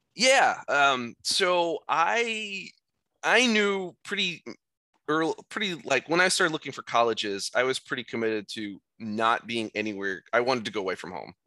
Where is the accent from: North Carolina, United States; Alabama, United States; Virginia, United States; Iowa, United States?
Iowa, United States; moved away as an adult; also born or lived in Boston; I'm from Iowa, I was very much a homebody for the first eighteen years of my life